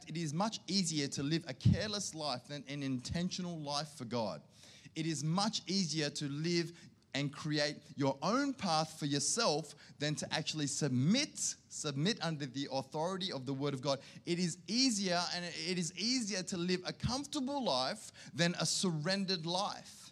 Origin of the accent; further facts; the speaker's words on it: Sydney, New South Wales, Australia; now in Canberra, Australia; I grew up in Sydney